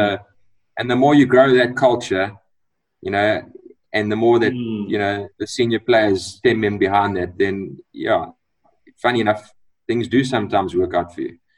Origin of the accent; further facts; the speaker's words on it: Eastern Cape, South Africa; I was I was born in the Eastern Cape, so and went to the school in the Eastern Cape